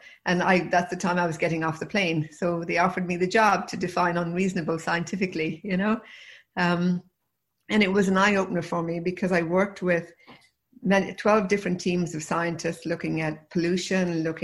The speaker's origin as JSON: {"language": "English", "town": "Limerick", "region": "Munster", "country": "Ireland", "tie": "born or raised there", "also_born_or_lived": "Galway", "moved": "as an adult", "lives_now": "United States", "said": "I grew up in Limerick"}